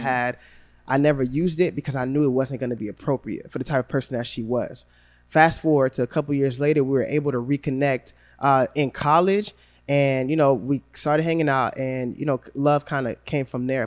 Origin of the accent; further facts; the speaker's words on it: Gainesville, Florida, United States; growing up in Gainesville